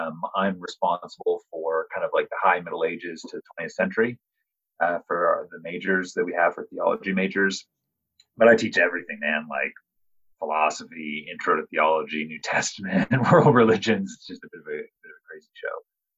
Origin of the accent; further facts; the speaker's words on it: Canada; moved away as an adult; now in Denver, United States; I'm actually Canadian